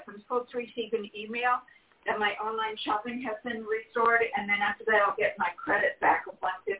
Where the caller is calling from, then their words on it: California, United States; from California, and my date of birth is July the 6th, 1951.